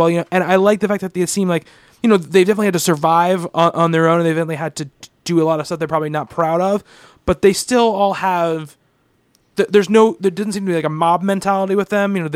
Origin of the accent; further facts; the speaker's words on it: Canada; I enjoyed the two fours, and yes, I'm Canadian, and I'm no, and I'm not a hockey fan.